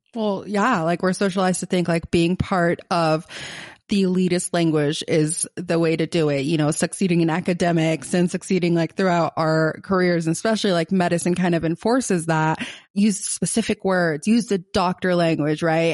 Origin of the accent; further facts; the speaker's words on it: Gaza, Gaza Strip, Palestine; accent: Palestinian, Gazan; my Palestinian accent, my Gazan accent